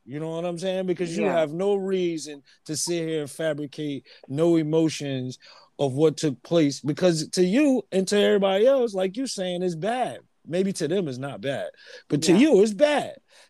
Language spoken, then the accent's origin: English; United States; me being American